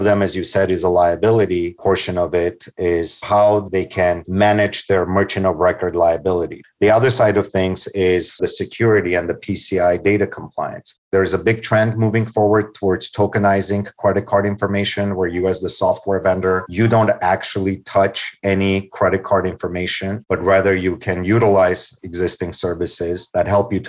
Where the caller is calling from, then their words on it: Los Angeles, California, United States; I'm actually joining from Los Angeles, California.